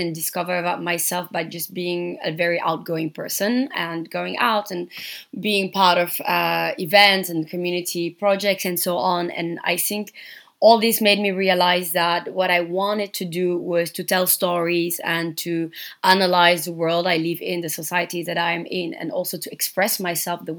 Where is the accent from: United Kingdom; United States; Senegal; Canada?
Senegal; Dakar; moved away as an adult; now in Berlin, Germany; So I am from Senegal. I was born and raised in Dakar